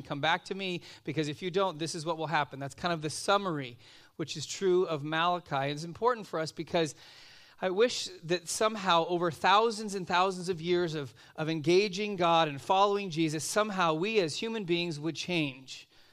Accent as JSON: {"language": "English", "town": "Los Angeles", "region": "California", "country": "United States", "tie": "born or raised there", "lives_now": "Simi Valley, United States", "said": "I grew up out in Van Nuys"}